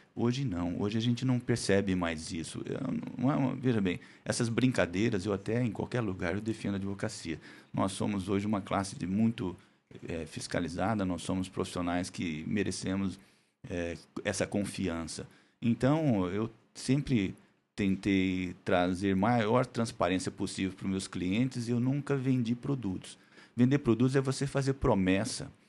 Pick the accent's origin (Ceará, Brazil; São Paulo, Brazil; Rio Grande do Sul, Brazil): São Paulo, Brazil; Andradina; moved away as an adult; now in Araçatuba, Brazil; eu sou de Andradina, Aracatuba só fiz faculdade.